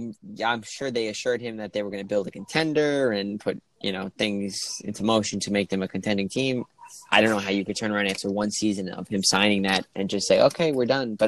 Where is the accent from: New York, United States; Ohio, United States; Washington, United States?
New York, United States; being a New Yorker